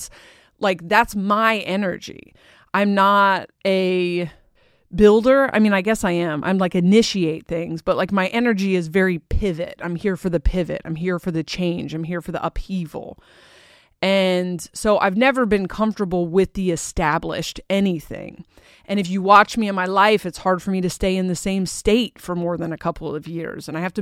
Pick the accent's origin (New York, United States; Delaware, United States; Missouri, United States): Delaware, United States; also born or lived in Portland; I spent most of my life hating that I was like this because I grew up in Portland and Delaware